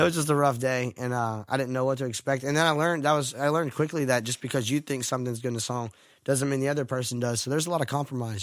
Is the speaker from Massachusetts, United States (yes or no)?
no; Stuart, Florida, United States; moved away as an adult; now in Nashville, United States; I grew up in Stuart, Florida